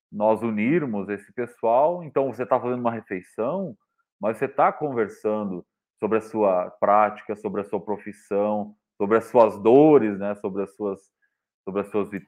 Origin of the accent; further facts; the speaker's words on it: Santa Catarina, Brazil; eu sou de Santa Catarina